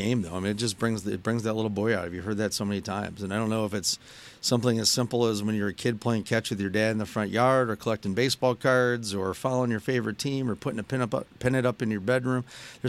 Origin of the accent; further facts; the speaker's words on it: Birmingham, Michigan, United States; growing up in Birmingham, Michigan